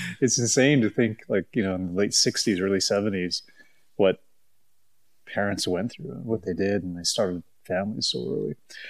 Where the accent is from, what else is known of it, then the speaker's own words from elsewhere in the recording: Ottawa, Ontario, Canada; accent: mid-Atlantic; moved away as an adult; also born or lived in Paris, France; I'm an Ottawa boy, born and raised in the Ottawa area, but haven't lived here my entire year. My entire life. My mom and dad both raised in the area.